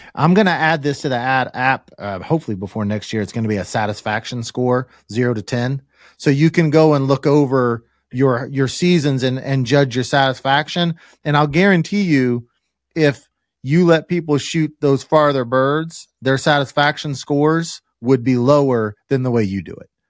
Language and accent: English; Kansas, United States; being a Kansas boy